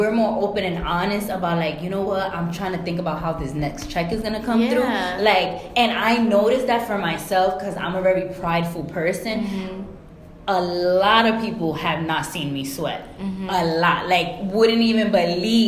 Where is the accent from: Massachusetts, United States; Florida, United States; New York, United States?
New York, United States; New York City; my homies from my block that I grew up with, like, it was just love because we're from New York City